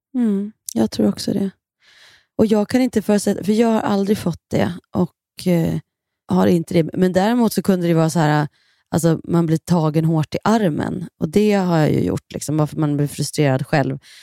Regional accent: Kilafors, Gävleborg County, Sweden; now in Stockholm, Sweden; vi är uppvuxna i centrala Kilafors

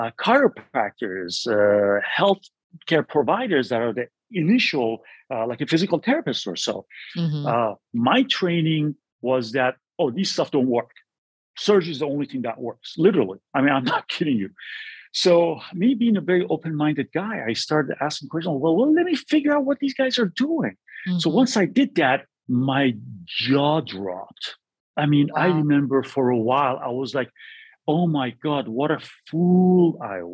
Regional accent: California, United States; moved away as an adult; also born or lived in New York City / Boston; I'm from California

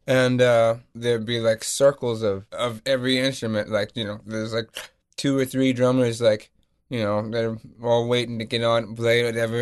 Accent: North Carolina, United States; also born or lived in Lisbon, Portugal; I grew up in North Carolina.

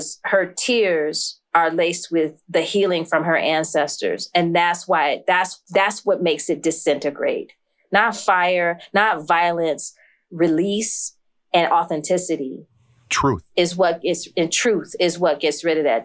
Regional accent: New York, United States; I was born in New York up the street

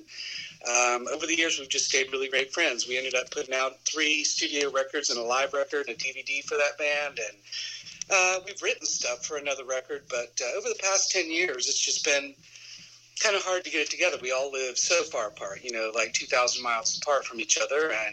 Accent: southwestern Ohio, United States; also born or lived in northern Kentucky / Athens, Ohio; I grew up in Ohio, southwestern Ohio, northern Kentucky

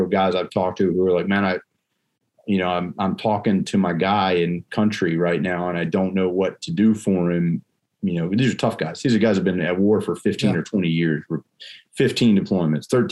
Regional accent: United States; being an American citizen

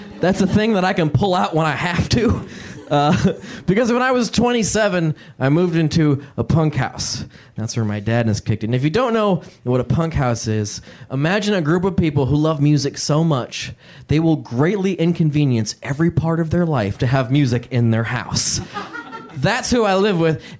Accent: Indiana, United States; growing up in Indiana, I didn't get to choose my haircut until I was, like, 13

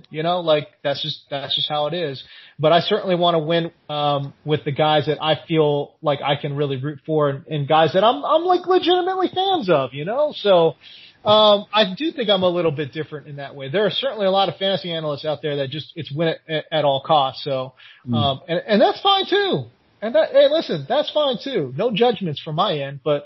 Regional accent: California, United States; I'm from California

